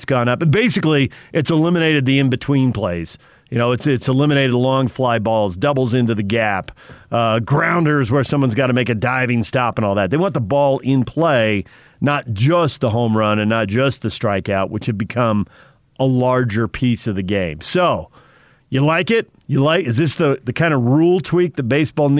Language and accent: English; West Coast, United States; I grew up on the West Coast